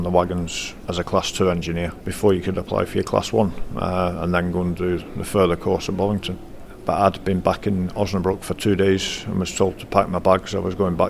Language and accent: English; Scotland, United Kingdom; now in Lancaster, United Kingdom; Originally I'm from Scotland. I live now in Lancaster.